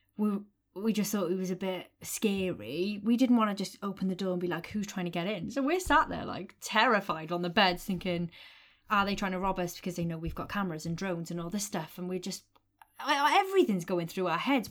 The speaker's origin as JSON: {"language": "English", "country": "United Kingdom", "said": "we're British"}